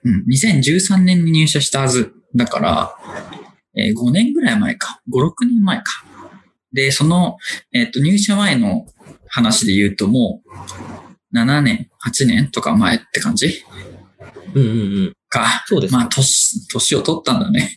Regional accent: Aichi, Japan; now in Tokyo, Japan; もともと地元は愛知県です

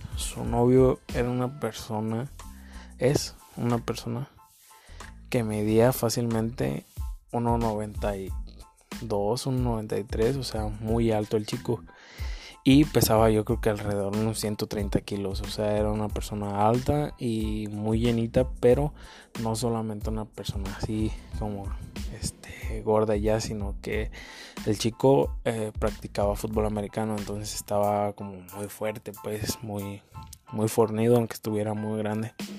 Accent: Uruapan, Michoacán, Mexico; soy de Uruapan, Michoacán, México

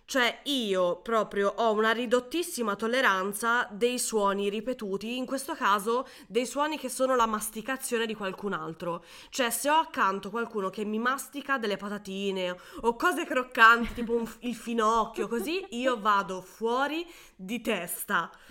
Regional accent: Tuscany, Italy; la cosa più divertente è che io sono toscana

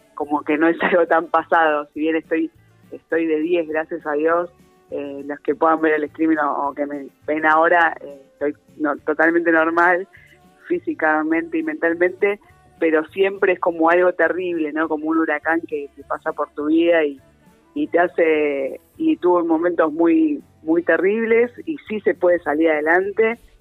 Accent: Argentina; como argentinos

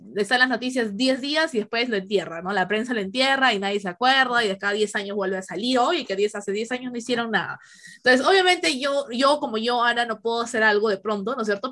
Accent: Peru; nosotros los peruanos

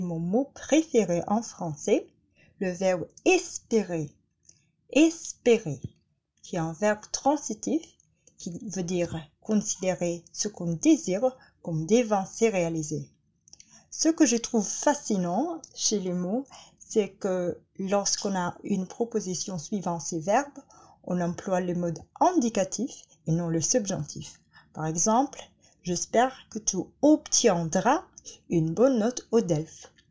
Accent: Manila, Metro Manila, Philippines; French is a second language; je viens des Manille aux Philippines

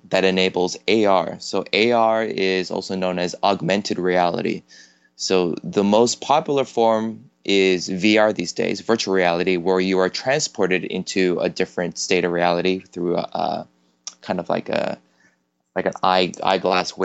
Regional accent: Toronto, Ontario, Canada; moved away as an adult; now in South Korea; I'm originally from Toronto, Canada. I've been living in Korea for the past 10

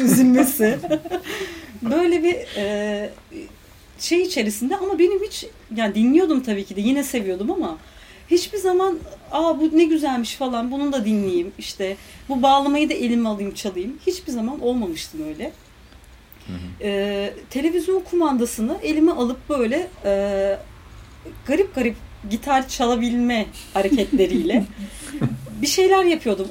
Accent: Istanbul, Turkey; ben İstanbul'un bir köyü gibi bir yerde büyüdüm

